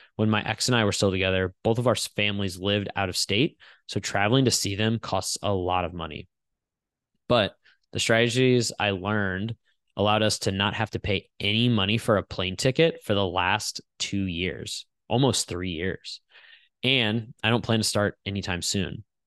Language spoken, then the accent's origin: English; St. Louis, Missouri, United States; Saint Louis was my hometown